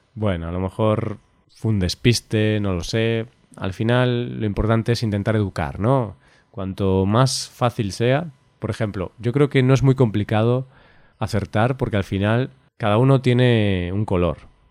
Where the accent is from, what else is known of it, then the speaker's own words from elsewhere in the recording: Galicia, Spain; yo soy de Galicia